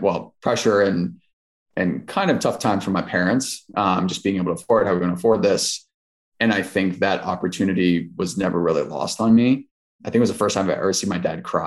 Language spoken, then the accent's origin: English; Southwest Ohio, United States; I'm from Southwest Ohio